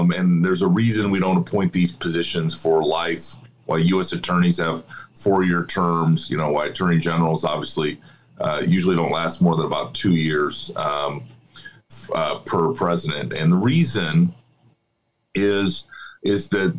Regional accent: Iowa, United States; my home state of Iowa

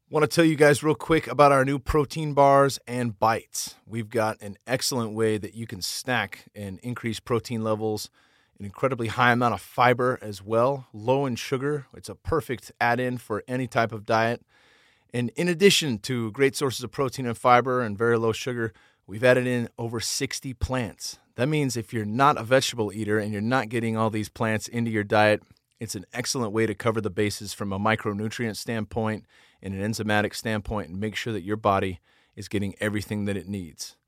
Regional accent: San Jose, California, United States; moved away; San Jose, where I'm from. my hometown

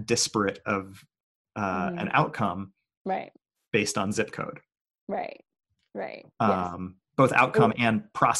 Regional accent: Oakland, California, United States; I grew up in Oakland.

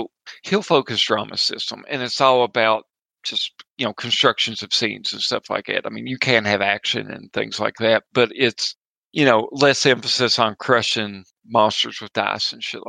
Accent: Appalachia, United States; accent: Appalachian

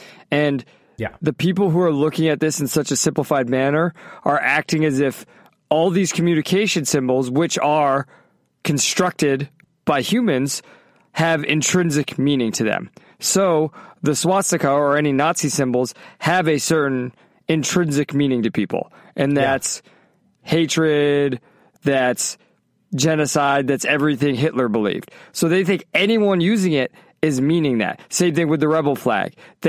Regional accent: the North, Northern United States, United States; I mean, I grew up in the North. I grew up in the North

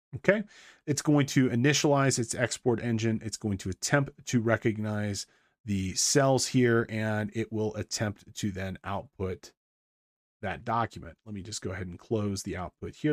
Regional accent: Big Bear Lake, California, United States; the Big Bear, um, which is my hometown here.

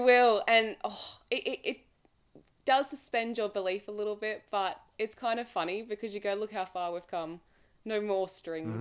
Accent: Australia; accent: Australian; I'm Australian, so obviously my accent

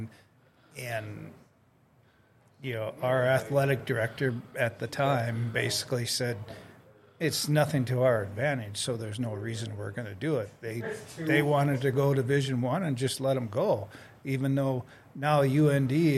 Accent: Fargo, North Dakota, United States; I grew up in Fargo

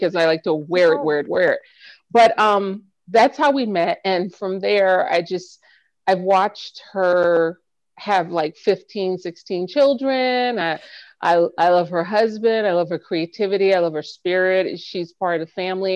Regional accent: New York City, New York, United States; I'm from the Bronx

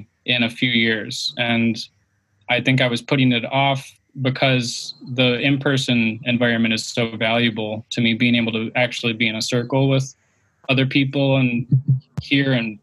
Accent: Detroit, Michigan, United States; moved away as an adult; now in California, United States; I'm from Detroit originally, and I've lived in all different kinds of places, while moving around, being kind of nomadic

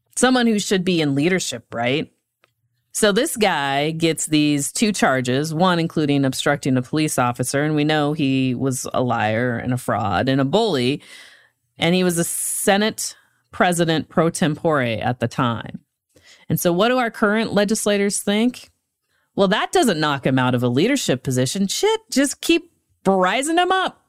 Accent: Great Falls, Montana, United States; my hometown, Great Falls

